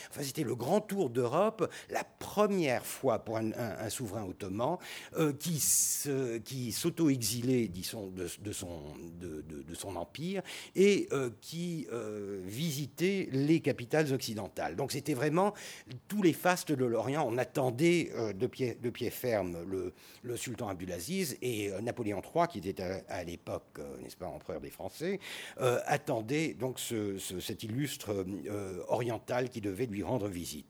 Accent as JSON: {"language": "French", "country": "Turkey"}